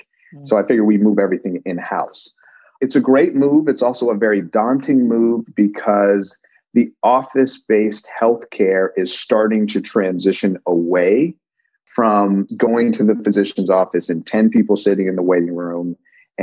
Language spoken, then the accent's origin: English; Denver, Colorado, United States; moved away; I'm originally from Denver, Colorado